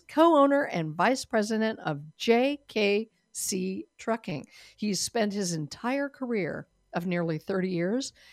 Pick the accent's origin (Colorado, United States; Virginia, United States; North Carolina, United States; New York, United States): Colorado, United States; Denver; moved away; Denver, Colorado is my home state. Denver, where I was born